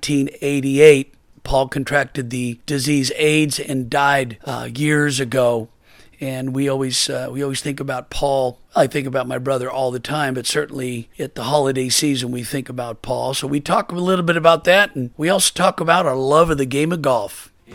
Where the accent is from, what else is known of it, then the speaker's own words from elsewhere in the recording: Portland, Oregon, United States; moved away as an adult; now in Naples, United States; growing up in Portland, Oregon